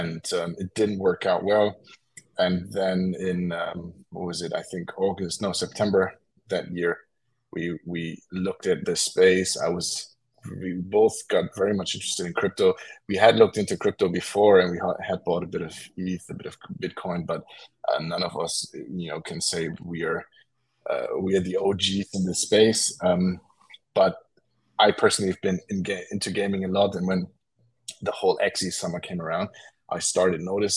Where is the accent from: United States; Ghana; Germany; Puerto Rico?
Germany; I was born and raised in Germany